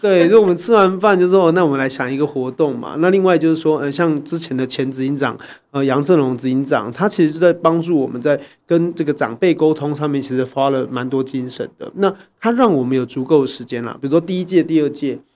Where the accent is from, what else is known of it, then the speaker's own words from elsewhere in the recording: Taiwan; 作为台湾人啊，我觉得我们有个很